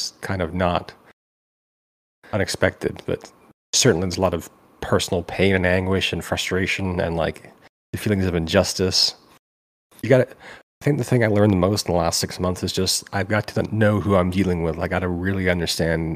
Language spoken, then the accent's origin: English; Vancouver, British Columbia, Canada; I'm 43. I'm from Vancouver